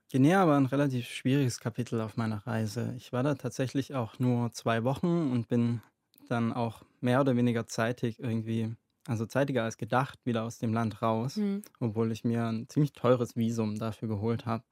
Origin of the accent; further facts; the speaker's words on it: Germany; mein Herkunftsland